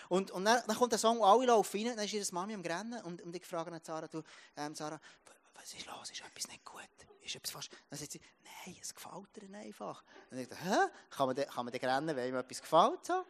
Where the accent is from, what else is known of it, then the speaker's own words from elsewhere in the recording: Jura, Switzerland; ich komme aus dem Jura und ähm, über 1000 Meter aufgewachsen und, und der auf einem Bauernhof und Kühe war mein, mein Alltag, gewesen.